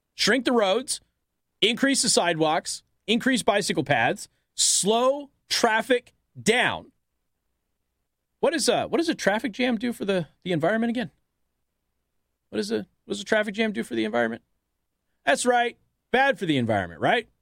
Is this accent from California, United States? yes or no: no; Las Vegas, Nevada, United States; I come from Las Vegas, Nevada.